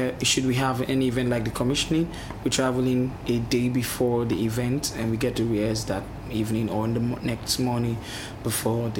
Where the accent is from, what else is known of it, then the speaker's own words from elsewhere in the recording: southern Nigeria, Nigeria; I live far down the south of Nigeria